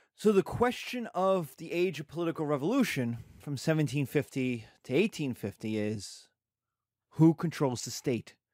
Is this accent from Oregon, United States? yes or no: no; New York, United States; I'm a northerner from New York